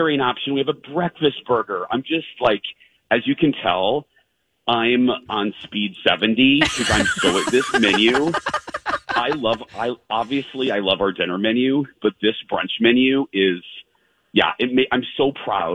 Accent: Indiana, United States; now in Minneapolis, United States; I grew up in Indiana and gay in Indiana ain't fun.

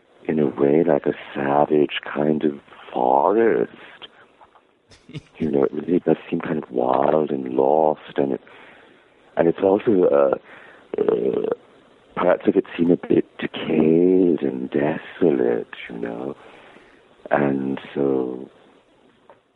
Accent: Savannah, Georgia, United States; I loved growing up in Savannah with Mother and Helen

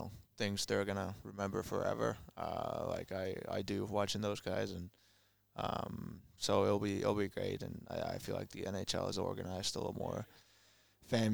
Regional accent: Finland; moved away as an adult; also born or lived in Winnipeg, Canada; now in Columbus, United States; in my hometown, Florida

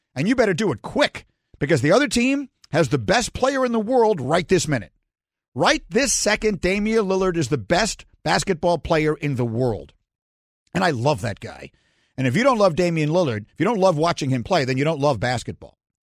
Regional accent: New York, United States; moved away; also born or lived in Chicago; I grew up in New York, then I grew up again in Chicago

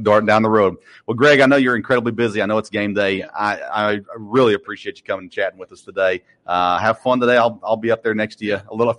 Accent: Murfreesboro, Tennessee, United States; moved away; I grew up in Murfreesboro, Tennessee, MTSU.

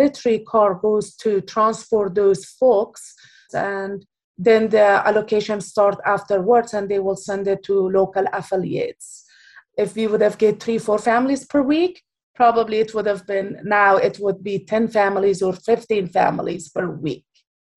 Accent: Afghanistan; now in Bay Area, United States; I am from Afghanistan

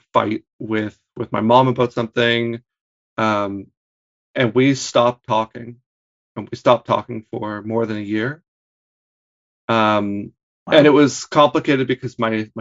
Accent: Hamilton, Ontario, Canada; moved away as an adult; I'm from Hamilton

